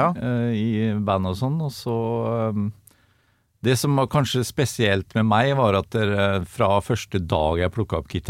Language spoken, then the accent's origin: Norwegian; Sponvika, Østfold, Norway; jeg kommer fra Sponvika, som er eh, et lite fiskevær på utsida av Sinsensusbrua. Ja. Rett i munningen av, der du kommer inn i Iddefjorden.